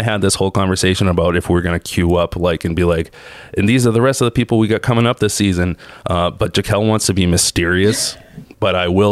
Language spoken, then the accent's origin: English; Boston, Massachusetts, United States; I'm from South Boston